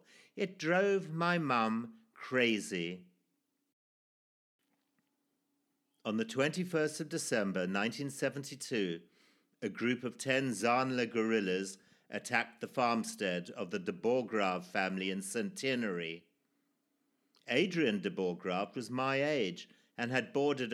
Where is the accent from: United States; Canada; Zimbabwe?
Zimbabwe; born or raised there